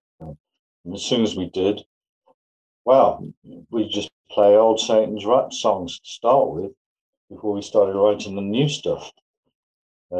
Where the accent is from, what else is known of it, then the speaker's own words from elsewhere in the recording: Evesham, West Midlands, United Kingdom; I was in a further education college in my hometown of Evesham